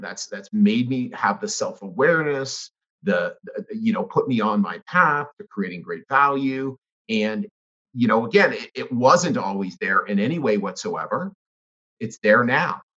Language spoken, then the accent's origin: English; Canada; I grew up in Canada.